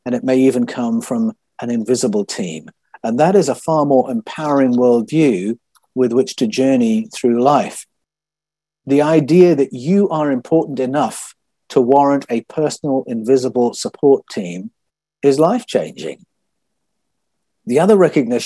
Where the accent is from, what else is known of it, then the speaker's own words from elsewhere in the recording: United Kingdom; moved away as an adult; now in Australia; That was the tradition I was a part of growing up in Great Britain